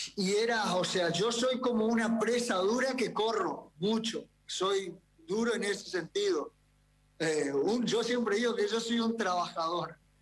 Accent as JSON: {"language": "Spanish", "country": "Argentina", "said": "nosotros los del interior somos gente, viste, muy perfil bajo"}